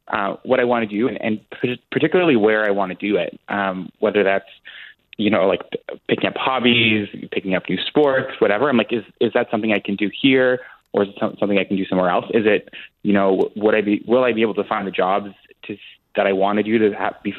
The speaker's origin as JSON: {"language": "English", "region": "Alberta", "country": "Canada", "said": "I tell people I'm from Alberta. I don't say I'm from Edmonton"}